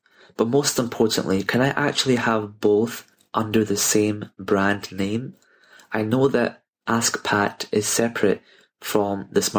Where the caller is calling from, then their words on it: Glasgow, Scotland, United Kingdom; I'm from Glasgow here in the UK.